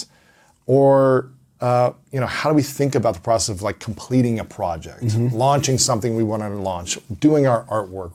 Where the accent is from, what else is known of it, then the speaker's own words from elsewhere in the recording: Ohio, United States; I'm from Ohio